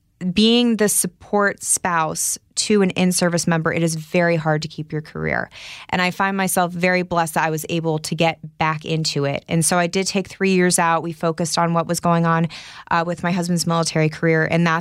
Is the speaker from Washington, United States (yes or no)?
no; San Antonio, Texas, United States; born there; also born or lived in England; So I was born in San Antonio, Texas, moved to England because my dad is a retired colonel in the Air Force.